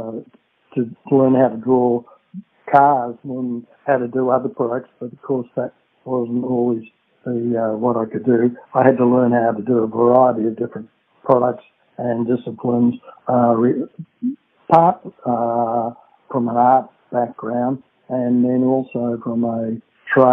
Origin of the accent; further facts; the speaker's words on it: Bairnsdale, Victoria, Australia; also born or lived in Brighton, Victoria; I do recall my early years, which were all spent in Beansdale in Gippsland, Victoria